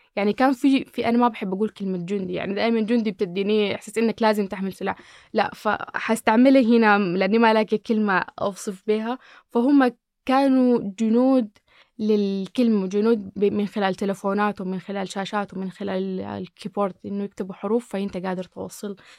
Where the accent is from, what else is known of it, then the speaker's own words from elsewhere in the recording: Sudan; أنا أكون سودانية